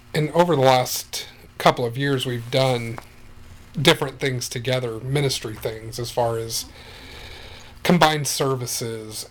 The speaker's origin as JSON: {"language": "English", "town": "Wichita", "region": "Kansas", "country": "United States", "tie": "born or raised there", "moved": "yes", "lives_now": "Hastings, United States", "said": "I grew up in Wichita, Kansas"}